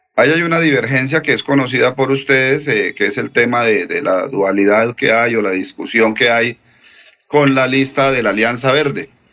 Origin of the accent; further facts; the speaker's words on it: Puente Nacional, Santander, Colombia; nosotros somos de Puente Nacional